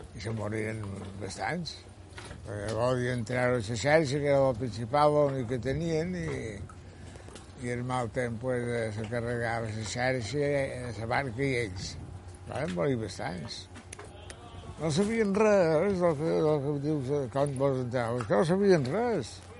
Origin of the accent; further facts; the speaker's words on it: Colònia de Sant Jordi, Balearic Islands, Spain; also born or lived in Palma; i ja l'any vaig venir aquí, i tota la vida he viscut aquí